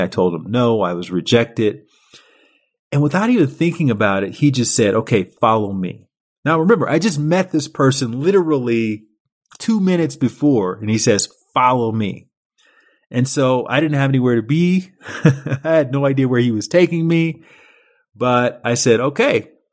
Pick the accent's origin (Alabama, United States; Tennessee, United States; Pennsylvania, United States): Alabama, United States; Montgomery; moved away as an adult; also born or lived in Chicago / Paris; I was a kid from Montgomery, Alabama